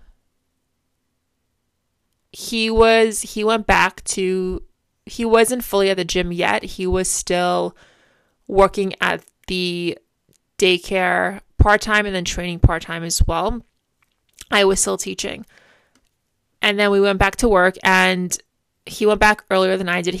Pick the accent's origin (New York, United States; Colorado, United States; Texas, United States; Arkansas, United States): New York, United States; Port; we've both grew up in Port our entire lives